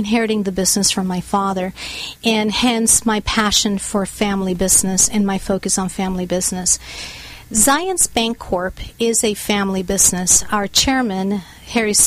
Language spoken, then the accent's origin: English; Bogotá, Colombia; now in United States; I was born and raised in Bogota, Colombia, in South America.